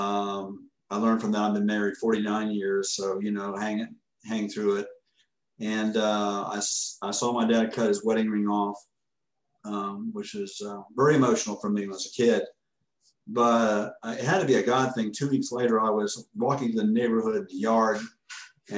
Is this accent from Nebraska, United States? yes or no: no; Orlando, Florida, United States; In Florida. I grew up in Orlando. I'm from Orlando